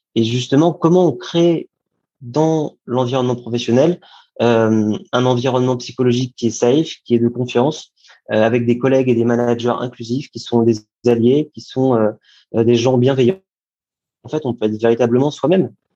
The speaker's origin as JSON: {"language": "French", "town": "Paris", "region": "Île-de-France", "country": "France", "tie": "born or raised there", "said": "J'ai grandi à Paris, en région parisienne"}